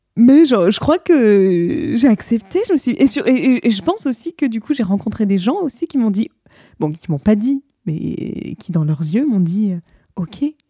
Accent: France; moved away as an adult; also born or lived in New York; quand on est français avec un passeport

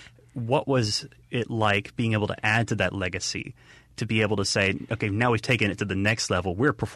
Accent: Mississippi, United States; being from Mississippi myself

